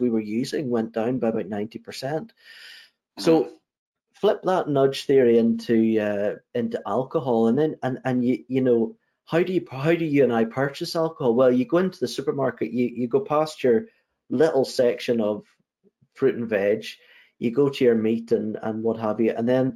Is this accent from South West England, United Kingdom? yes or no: no; Northern Ireland, United Kingdom; I grew up in Northern Ireland